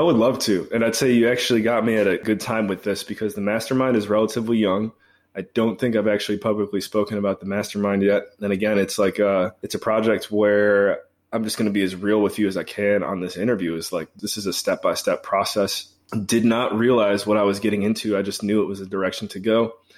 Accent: Cleveland, Ohio, United States; moved away; also born or lived in Belize / Washington, D.C.; I'm from Cleveland originally

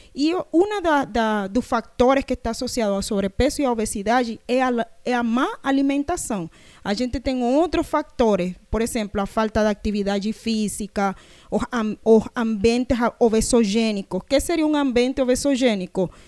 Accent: Panama; Portuguese is a second language; now in Brazil; Tinha de Panamá, que a gente lá tem palenques

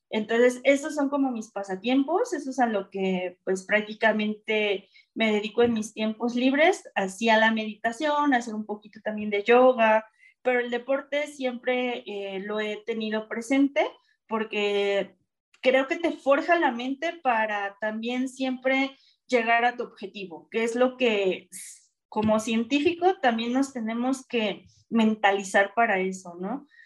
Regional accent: Mexico City, Mexico; moved away as an adult; now in León, Mexico; yo soy de la Ciudad de México Em, y tengo tres años viviendo aquí en León. Precisamente me mudé por la, plaza que se, se abrió aquí de profesor investigador en La Salle.

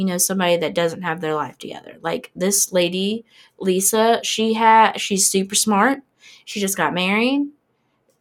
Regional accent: near Pensacola, Florida, United States; It's right next to my hometown

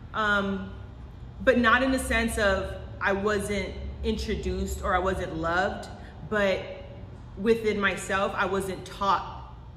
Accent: Los Angeles, California, United States; I am from Los Angeles, California, born and raised still here

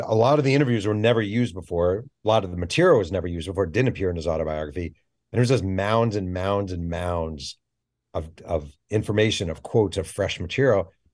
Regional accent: Mahopac, New York, United States; I grew up in Mayo Pack

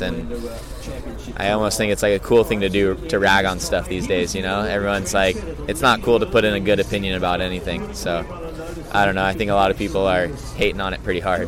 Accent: Hawaii, United States; growing up in Hawaii

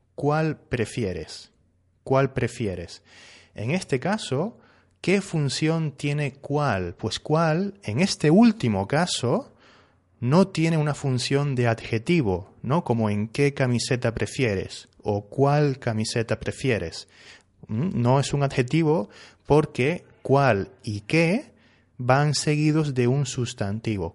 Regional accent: Spain; Yo soy español, ¿sí? Y aquí en España eh, usamos que más sustantivo.

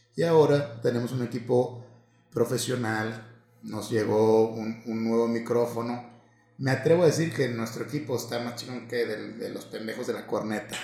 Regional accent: Mexico; como buenos mexicanos nos valió madre

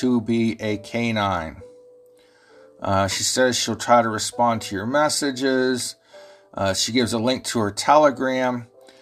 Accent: Ohio, United States; accent: Ohio; I know my Ohio accent confuses y'all sometimes

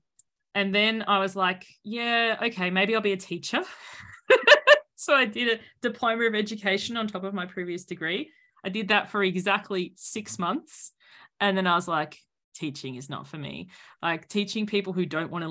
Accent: Sydney, New South Wales, Australia; I'm from Sydney.

